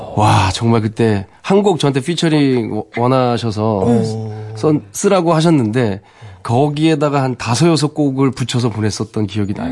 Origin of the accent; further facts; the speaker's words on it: Jecheon, North Chungcheong, South Korea; moved away as an adult; also born or lived in Seoul; 저는 이제 태, 어나길 거기서 태어나고 와우. 서울에 이제 대학교를 오면서 이제 상경을 한 건데 아. 그 고향에 대한 향수가 너무 강해서